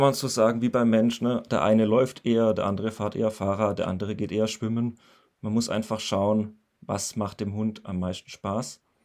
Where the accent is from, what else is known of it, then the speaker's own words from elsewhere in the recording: near Pforzheim, Baden-Württemberg, Germany; ich bin 31 und ich komme aus der Nähe von Pforzheim. Das liegt zwischen Karlsruhe und Stuttgart